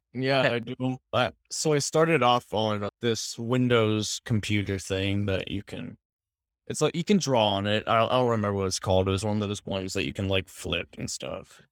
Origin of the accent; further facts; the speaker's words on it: Northern California, United States; moved away as an adult; now in Portland, United States; I am from California, Northern California